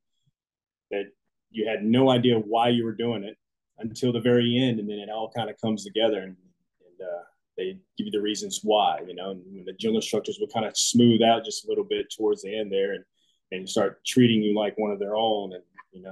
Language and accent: English; Jackson, Louisiana, United States; also born or lived in Centerville, Mississippi; now in Houston, United States; we actually lived in a little town called Jackson, Louisiana. Centerville was just the closest hospital there whenever I was ready to come into this world, so to speak. So yeah, they went up there to Mississippi. That's where I was born. And then I'm pretty much born and raised in South Louisiana